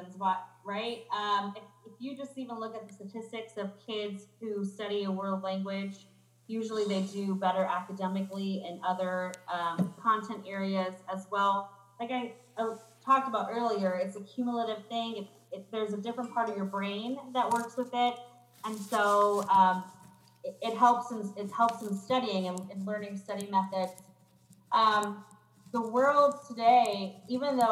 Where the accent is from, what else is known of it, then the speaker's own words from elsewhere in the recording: United States; I was born in the United States. Both of my parents were born in Mexico